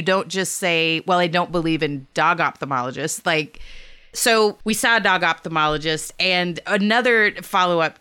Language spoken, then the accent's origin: English; Texas, United States; I'm from Texas. Like, I was raised by Stanley House.